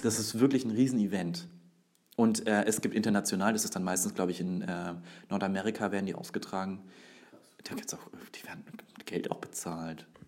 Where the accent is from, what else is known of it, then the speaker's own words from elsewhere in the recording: Würzburg, Bavaria, Germany; Ich bin Würzburger